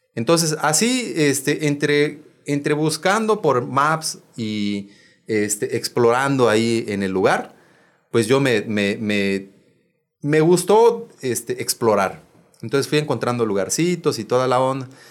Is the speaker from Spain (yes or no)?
no; Bacalar, Quintana Roo, Mexico; soy de Bacalar